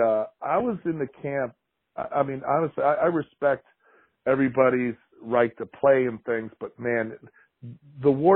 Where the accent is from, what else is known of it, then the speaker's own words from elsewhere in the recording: Michigan, United States; So I grew up in Michigan